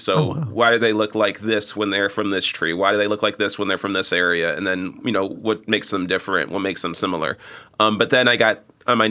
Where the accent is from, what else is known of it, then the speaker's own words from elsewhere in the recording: Chicago, Illinois, United States; Yeah. 95th and Halsted. Like I'm far south side